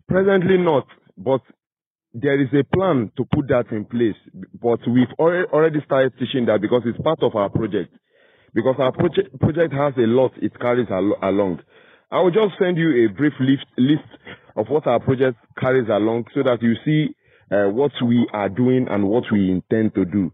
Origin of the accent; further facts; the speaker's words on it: Nigeria; moved away as an adult; also born or lived in Volta Region, Ghana; now in Ghana; I'm a Nigerian born and I've been in Ghana for quite uh, a long time, let's say like five, six years.